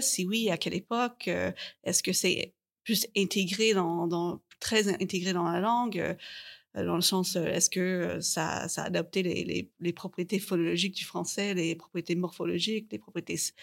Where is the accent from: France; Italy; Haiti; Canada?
Canada; je viens du Canada